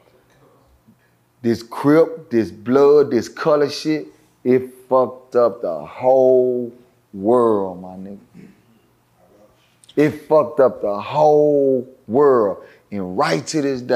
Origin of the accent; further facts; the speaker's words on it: Dallas, Texas, United States; I'm speaking from Dallas because it's where I'm from